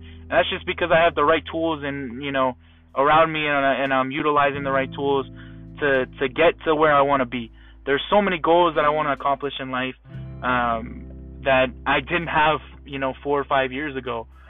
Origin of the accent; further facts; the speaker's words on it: Fort Myers, Florida, United States; also born or lived in Massachusetts / Arizona / Pennsylvania; now in Naples, United States; I was born in Massachusetts. I've moved to Arizona, moved to Pennsylvania, and then from middle school up until the end of high school, going into a little bit of college, I've lived in Fort Myers, Florida